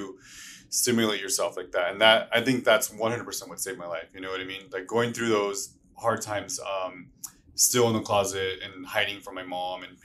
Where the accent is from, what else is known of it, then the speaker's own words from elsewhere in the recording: Los Angeles, California, United States; I'm from East LA, Boyle Heights, Native American, Mexican first generation